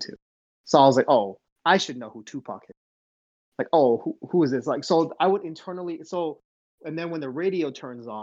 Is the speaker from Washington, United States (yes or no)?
yes; the Northwest, Washington, United States; also born or lived in Seoul, South Korea / Ohio; we grew up in the Northwest